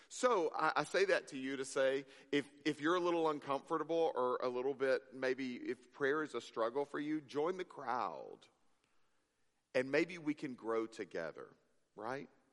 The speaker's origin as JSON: {"language": "English", "region": "Mississippi", "country": "United States", "tie": "born or raised there", "moved": "yes", "said": "I grew up in Mississippi"}